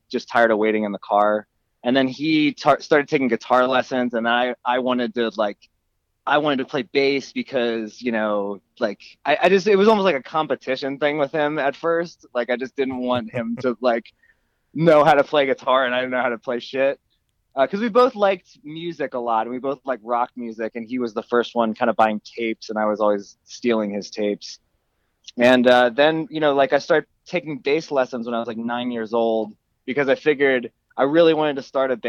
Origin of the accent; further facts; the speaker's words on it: Horsham, Pennsylvania, United States; I am from a town in Pennsylvania called Horsham, and I still live not far from there.